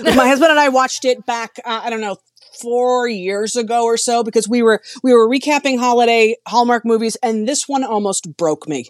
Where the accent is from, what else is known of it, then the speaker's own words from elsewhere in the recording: New Jersey, United States; I grew up right outside of New York, so I was in New Jersey